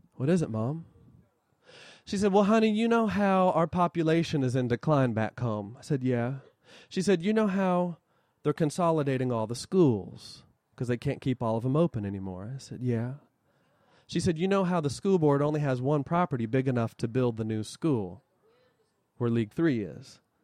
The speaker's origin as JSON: {"language": "English", "town": "Huntington", "region": "West Virginia", "country": "United States", "tie": "born or raised there", "also_born_or_lived": "Wayne County, West Virginia", "said": "my hometown of Huntington, West Virginia"}